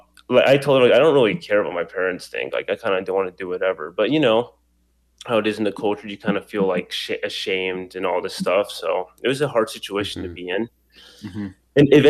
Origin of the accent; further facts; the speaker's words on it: Idaho, United States; also born or lived in New York City / California / Colombia; living most of my life in Idaho